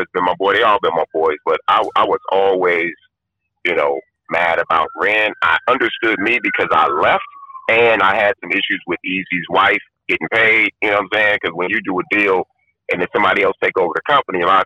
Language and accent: English; Compton, California, United States; also born or lived in Watts, Los Angeles; I grew up in Compton